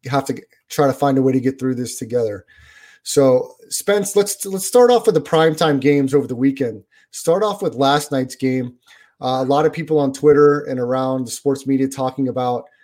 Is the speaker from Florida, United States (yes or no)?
yes; Orlando, Florida, United States; growing up in Orlando as a Magic fan